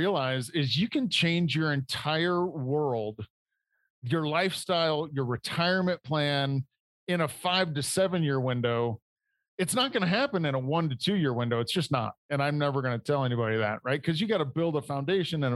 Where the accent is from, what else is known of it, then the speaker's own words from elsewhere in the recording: Indiana, United States; moved away as an adult; also born or lived in Detroit; I grew up in Indiana in manufacturing